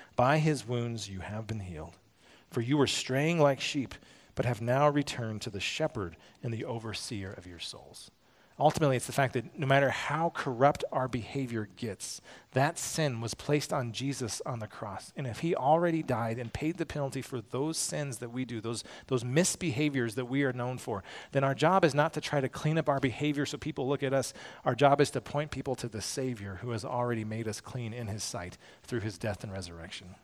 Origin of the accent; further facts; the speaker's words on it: United States; as American Christians